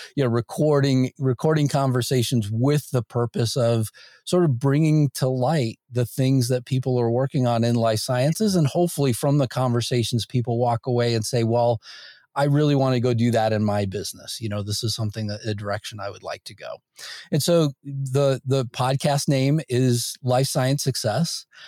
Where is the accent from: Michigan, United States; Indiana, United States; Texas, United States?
Indiana, United States; Northwest; I grew up in Indiana, uh, Northwest Indiana